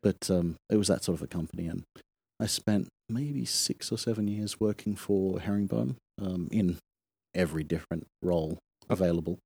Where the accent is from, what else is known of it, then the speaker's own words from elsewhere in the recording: Sydney, New South Wales, Australia; moved away as an adult; also born or lived in Kawasaki, Japan / Hong Kong / Japan; I grew up in Sydney, Australia